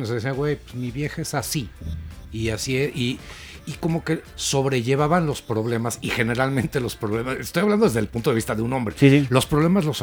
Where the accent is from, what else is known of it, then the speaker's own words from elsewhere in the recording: Mexico; yo siendo mexicano veo Pam y veo Pam podría ser argentina.